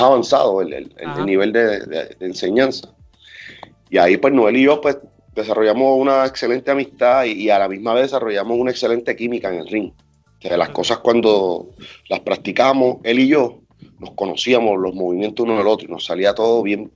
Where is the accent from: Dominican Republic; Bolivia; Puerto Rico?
Puerto Rico; también somos de Puerto Rico